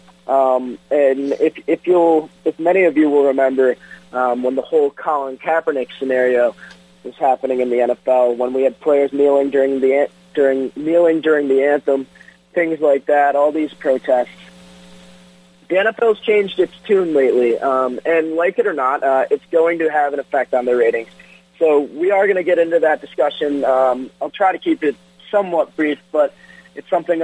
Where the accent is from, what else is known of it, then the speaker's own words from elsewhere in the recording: Detroit, Michigan, United States; My hometown Tigers